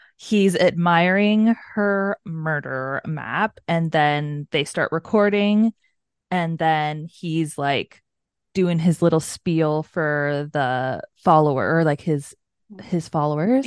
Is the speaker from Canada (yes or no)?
yes; Canada; We're Canadian